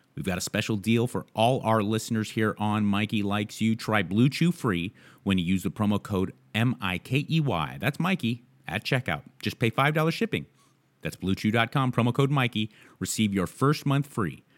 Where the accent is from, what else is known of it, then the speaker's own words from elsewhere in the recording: United States; I'm grateful to be an American.